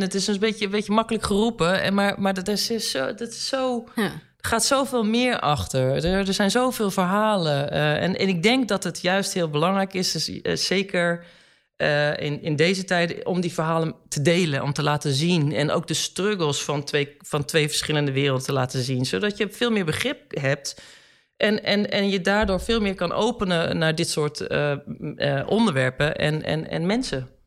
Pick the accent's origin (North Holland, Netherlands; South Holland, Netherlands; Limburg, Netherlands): South Holland, Netherlands; Gouda; now in Amsterdam, Netherlands; wij zijn eh, geboren en getogen in Gouda